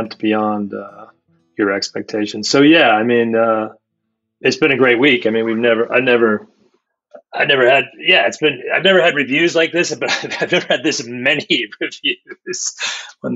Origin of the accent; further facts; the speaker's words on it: Washingtonville, New York, United States; I grew up in Washingtonville